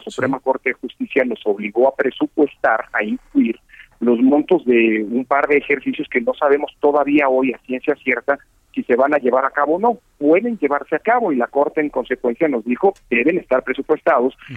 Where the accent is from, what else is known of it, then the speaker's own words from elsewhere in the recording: Mexico; nuestro país